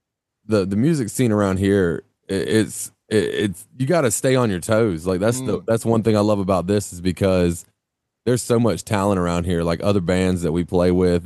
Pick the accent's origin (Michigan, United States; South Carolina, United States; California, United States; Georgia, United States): South Carolina, United States; Greenwood; now in Greenville, United States; I've been here almost my whole life. I was here until I was about 8 years old. My parents divorced. I moved to like Greenwood.